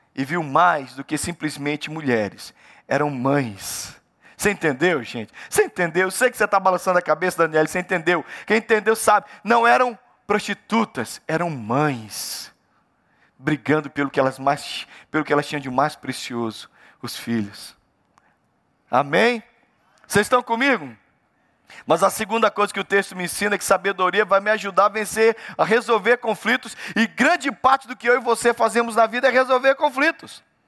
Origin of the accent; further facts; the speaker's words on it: Pará, Brazil; eu sou do Pará